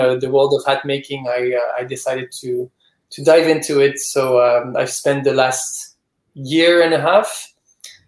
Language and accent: English; France; moved away as an adult; also born or lived in Dubai / Beirut / New York; now in Ibiza, Spain; I'm originally from France, but I've lived a bit everywhere in the world.